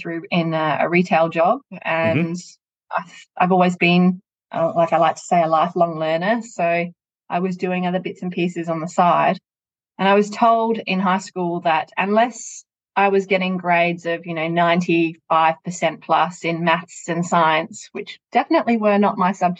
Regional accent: Australia; moved away as an adult; now in Oman; I'm Australian, but I'm based in Oman.

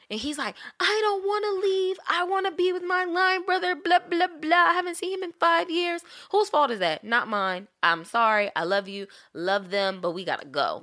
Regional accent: St. Louis, Missouri, United States; moved away; I'm originally from Saint Louis

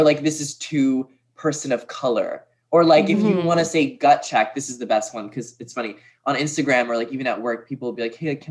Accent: Brookline, Massachusetts, United States; moved away as an adult; now in New York, United States; Born and raised Boston, Massachusetts, in Brookline. And then I moved to New York like four years ago after I graduated

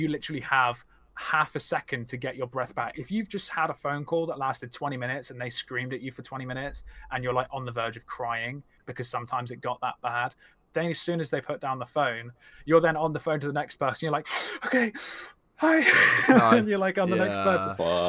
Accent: Scotland, United Kingdom; I'm Scottish.

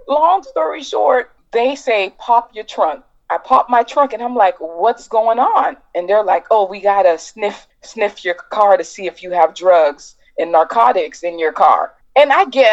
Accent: Miami, Florida, United States; I'm from Miami

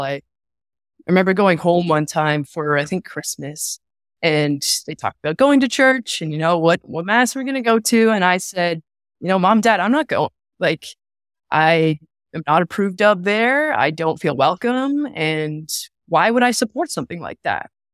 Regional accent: Sarnia, Ontario, Canada; moved away; I came from Sarnia. That's where I'm born and raised

